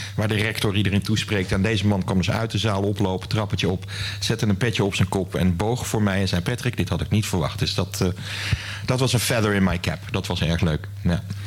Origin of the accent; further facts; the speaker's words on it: 's-Hertogenbosch, North Brabant, Netherlands; moved away as an adult; also born or lived in Waalwijk / Groningen; ik ben geboren in Den Bosch. Ik kom uit Brabant